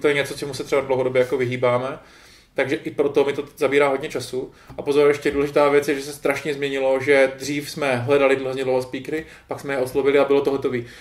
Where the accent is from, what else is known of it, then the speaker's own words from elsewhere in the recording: Czechia; accent: Czech English; jsem Čech a přicházím do Británie se špatnou nebo takovou českou angličtinou